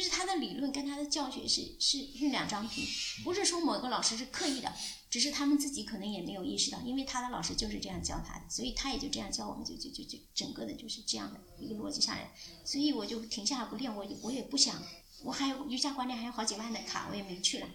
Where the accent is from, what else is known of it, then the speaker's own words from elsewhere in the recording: Anhui, China; moved away as an adult; 因为我是从安徽来的